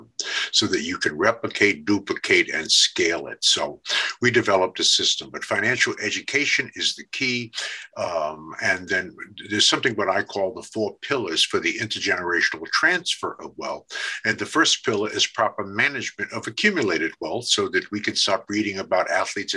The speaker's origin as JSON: {"language": "English", "town": "New York City", "region": "New York", "country": "United States", "tie": "born or raised there", "said": "I grew up in Brooklyn, New York, in Bed-Stuy"}